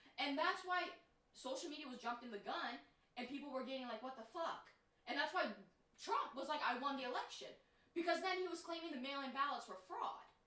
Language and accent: English; United States; as Americans